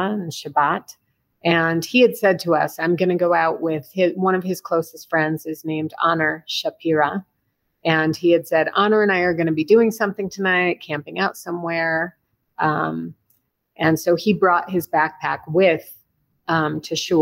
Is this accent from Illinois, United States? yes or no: yes; Chicago, Illinois, United States; moved away as an adult; also born or lived in Berkeley, California; now in Israel; John and I were both born and raised in Chicago. I grew up downtown